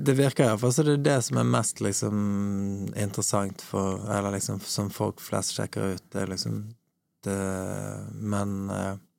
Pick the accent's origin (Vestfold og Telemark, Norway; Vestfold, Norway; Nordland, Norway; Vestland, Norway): Vestland, Norway; Bergen; now in Oslo, Norway; Åsane, der, der jeg vokste opp